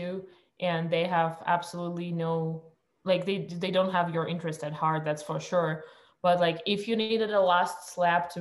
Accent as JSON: {"language": "English", "country": "Russia", "tie": "born or raised there", "moved": "yes", "said": "I was born in Russia"}